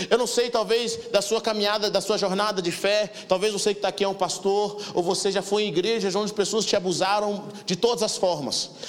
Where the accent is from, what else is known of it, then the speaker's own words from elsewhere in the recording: Macambira, Brazil; born there; Nasci aqui no Macambira, no setor Pedro do Vico na baixada ali, perto da 1049.